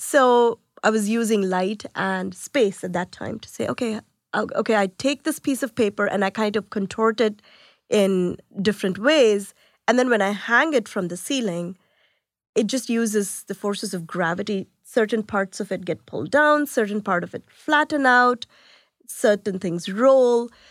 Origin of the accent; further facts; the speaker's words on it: India; moved away; I was born in India